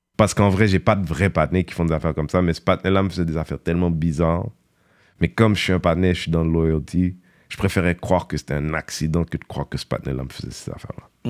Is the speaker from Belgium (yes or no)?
no; Montreal, Quebec, Canada; moi de Montréal, petit quartier